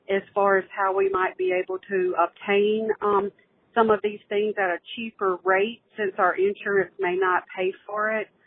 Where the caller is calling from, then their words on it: Mississippi, United States; Uh, hello … I'm calling from Mississippi.